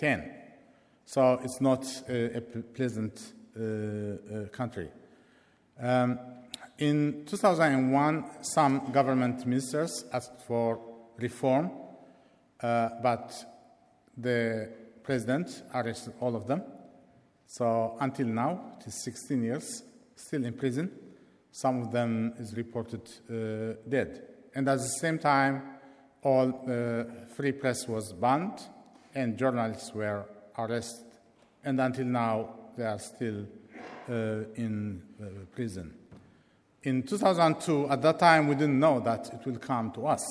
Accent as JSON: {"language": "English", "country": "Eritrea", "moved": "yes", "lives_now": "London, United Kingdom", "said": "I am from Eritrea"}